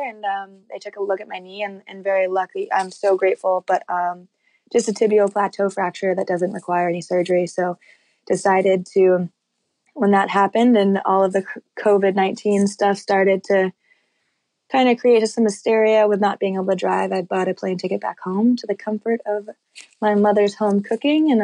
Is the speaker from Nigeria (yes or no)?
no; North Conway, New Hampshire, United States; now in Jackson, Wyoming, United States; North Conway, New Hampshire is where my family lives and where I grew up most of my childhood